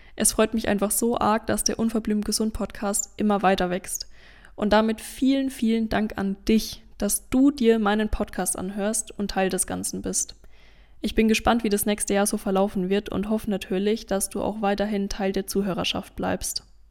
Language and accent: German; Lower Franconia, Bavaria, Germany; moved away as an adult; also born or lived in Münster / Fulda / Bamberg; habe ich Anfang des Jahres meine eigene Praxis für Ernährungsberatung und Therapie im wunderschönen Unterfranken eröffnet